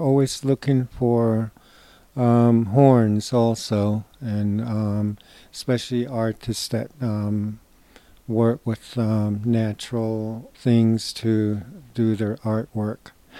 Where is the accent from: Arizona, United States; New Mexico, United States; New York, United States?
New Mexico, United States; Shiprock; I am from Oak Spring and Shiprock area, where my sheep camps are